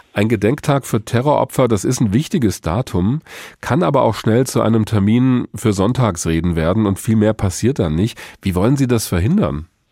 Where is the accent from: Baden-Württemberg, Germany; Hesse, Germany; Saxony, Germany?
Hesse, Germany; Bei uns in Hessen, in Hanau